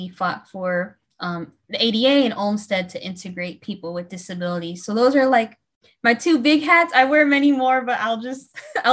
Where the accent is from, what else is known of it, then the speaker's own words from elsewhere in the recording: Fort Wayne, Indiana, United States; moved away as an adult; also born or lived in Atlanta, Georgia; I was born and raised in Fort Wayne, Indiana